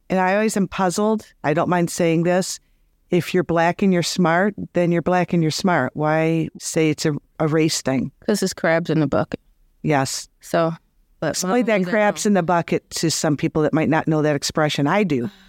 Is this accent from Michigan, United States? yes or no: yes; Detroit, Michigan, United States; So I grew up in Detroit family